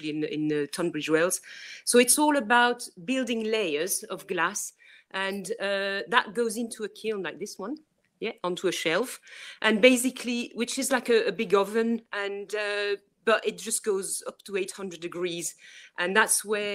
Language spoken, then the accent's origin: English; Brussels, Brussels-Capital Region, Belgium; English is a second language; also born or lived in Worcestershire; now in England; I'm from Brussels myself